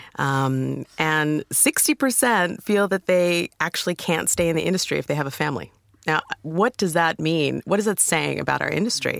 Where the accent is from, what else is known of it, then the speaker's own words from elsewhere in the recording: United States; accent: American; moved away as an adult; now in United Kingdom; you can tell by my accent. I'm from America